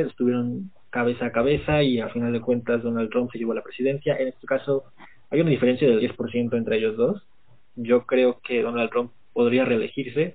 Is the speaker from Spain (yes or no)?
no; Mexico; como mexicanos